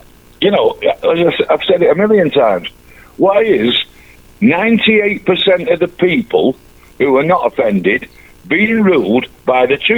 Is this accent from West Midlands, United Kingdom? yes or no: no; Manchester, North West England, United Kingdom; And I said to you, I'm your lovable mank.